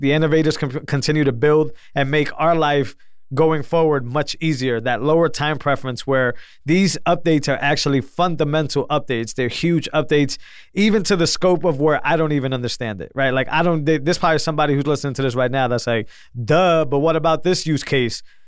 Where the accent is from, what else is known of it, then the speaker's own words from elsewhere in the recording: New England, United States; I'm from New England